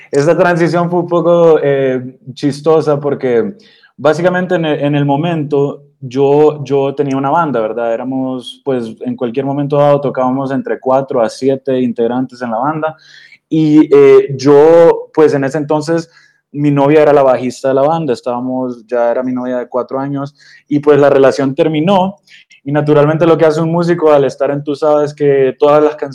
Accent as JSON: {"language": "Spanish", "country": "Honduras", "lives_now": "Austin, United States", "said": "Eh, pues yo soy originalmente de Honduras, pero, pero soy mitad colombiano por el lado de mi mamá, ella es de Bucaramanga."}